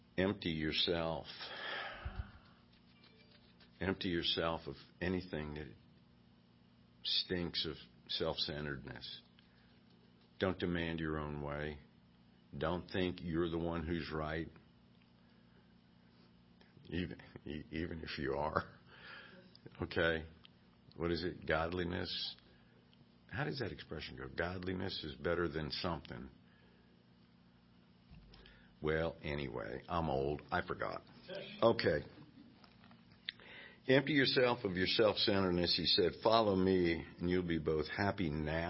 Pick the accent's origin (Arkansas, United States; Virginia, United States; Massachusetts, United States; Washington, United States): Virginia, United States; I grew up in Virginia, and I came to faith at a revival